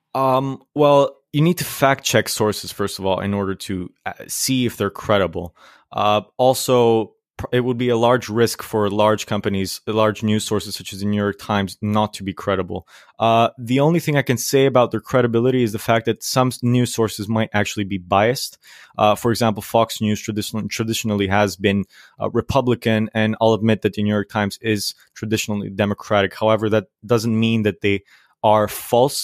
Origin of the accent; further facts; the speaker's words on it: Greece; I am from Greece.